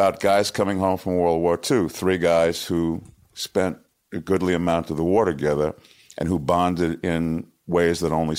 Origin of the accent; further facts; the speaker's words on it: New York City, New York, United States; I am from Washington Heights.